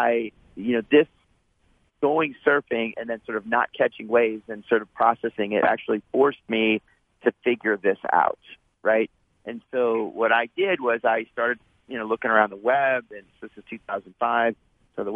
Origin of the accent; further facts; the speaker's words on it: Santa Barbara, California, United States; I grew up in Santa Barbara, right? So, big surf town